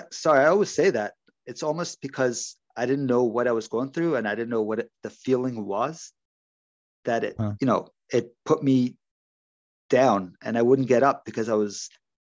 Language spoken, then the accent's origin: English; Ontario, Canada; also born or lived in Toronto; I'm from Ontario, Canada